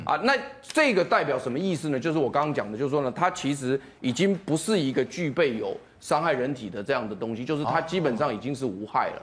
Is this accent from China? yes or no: no; Taiwan; 我们台湾人